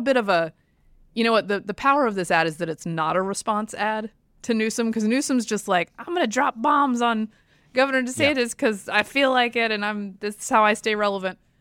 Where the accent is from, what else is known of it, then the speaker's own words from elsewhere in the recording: Durham, North Carolina, United States; I grew up in Durham, I was not one of them.